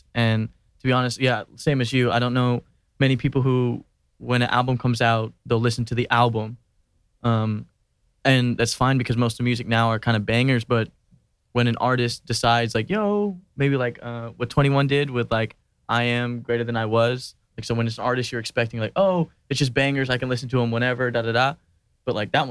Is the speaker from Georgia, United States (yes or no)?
yes; Atlanta, Georgia, United States; now in Rotterdam, Netherlands; I'm from Atlanta